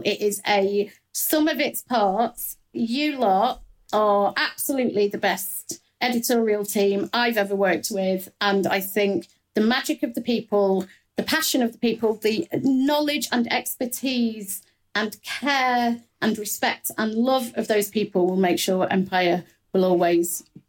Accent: Midlands, United Kingdom; accent: Midlands; I'm from the Midlands

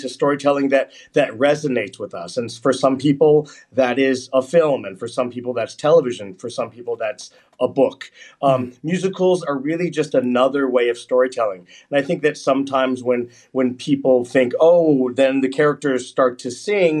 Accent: United States; I grew up in the United States.

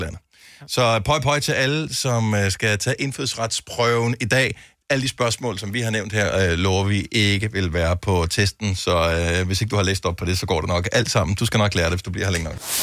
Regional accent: Denmark

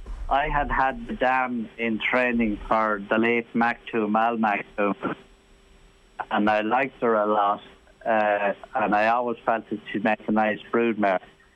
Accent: Ireland; I'm an Irish jockey.

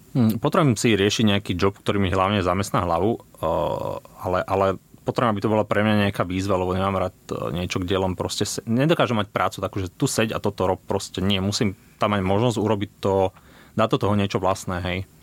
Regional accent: around Bratislava, Bratislava Region, Slovakia; also born or lived in Košice; som sa tak nejak ňúral po okolí od narodenia v štýle 20 km od Bratislavy

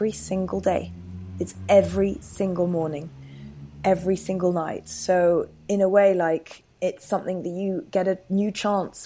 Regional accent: France; moved away as an adult; now in London, United Kingdom; I've lived in London for a decade now, but obviously I grew up in France and I did all my uni there.

